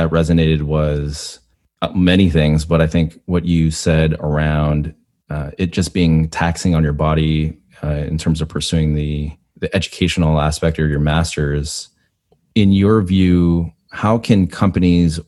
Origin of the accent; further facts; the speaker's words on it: Canada; I am Canadian